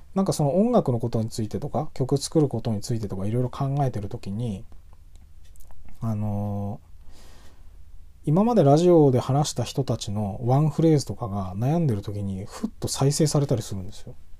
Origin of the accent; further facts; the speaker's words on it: Tohoku, Japan; 東北人として